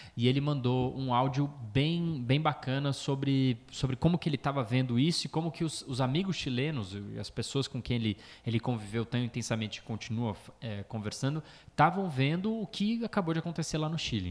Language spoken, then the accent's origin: Portuguese; Brazil; Falando como brasileiro